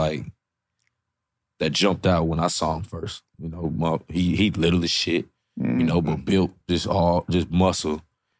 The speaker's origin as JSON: {"language": "English", "town": "Madison", "region": "Wisconsin", "country": "United States", "tie": "born or raised there", "also_born_or_lived": "Milwaukee", "said": "I'm from Madison. So like all you know is Badgers. That's it. So I'm in the state, in the city. Grew up between Madison and Milwaukee."}